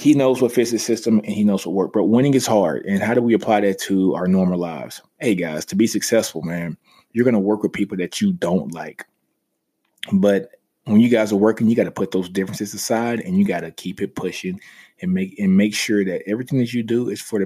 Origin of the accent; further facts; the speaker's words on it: the South, United States; I'm from the South